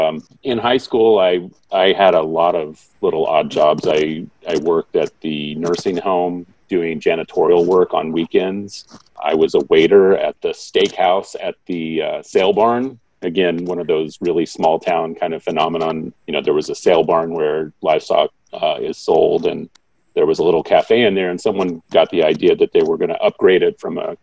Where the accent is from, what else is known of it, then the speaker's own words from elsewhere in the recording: Grant City, Missouri, United States; I'm from Grant City, Missouri.